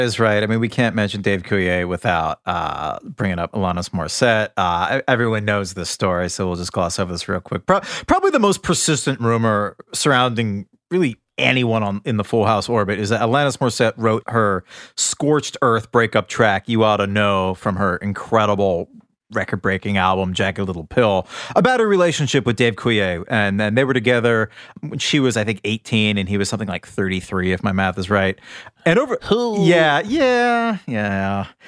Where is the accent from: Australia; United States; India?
United States; central Massachusetts; my hometown in central Massachusetts